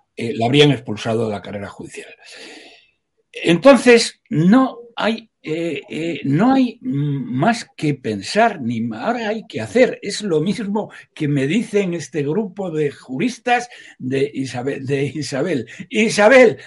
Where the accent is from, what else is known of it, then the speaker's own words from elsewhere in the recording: Salamanca, Castile and León, Spain; soy de Salamanca